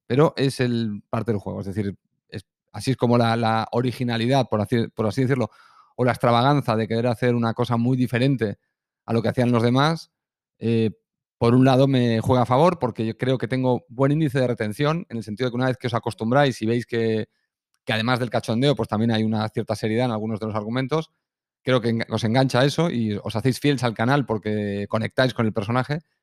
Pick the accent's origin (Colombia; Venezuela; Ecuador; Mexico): Colombia; accent: Colombian; Soy colombiano